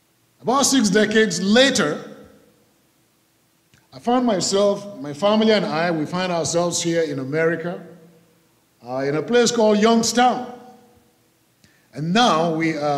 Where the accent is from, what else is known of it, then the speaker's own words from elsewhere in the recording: Nigeria; moved away as an adult; now in United States; I was born in Nigeria